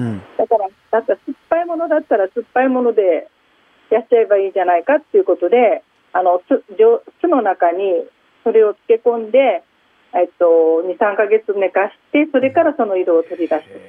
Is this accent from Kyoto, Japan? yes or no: no; Fukuoka, Japan; also born or lived in Nagoya; now in Soo, Japan; 私は生まれ育ちは福岡です。